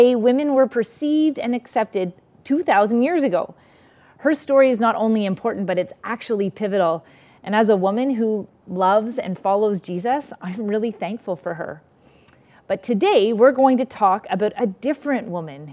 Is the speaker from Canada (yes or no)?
yes; Canada; also born or lived in New York; going to school in the US actually made me more grateful to be Canadian